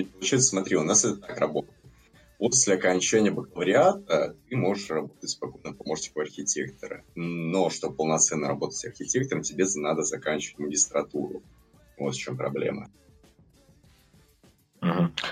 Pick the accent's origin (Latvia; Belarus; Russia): Latvia; Ну, да, с Латвии.